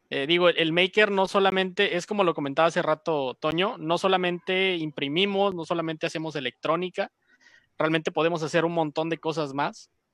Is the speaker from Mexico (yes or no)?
yes; Mexico; nos gusta mexicanearla, como decimos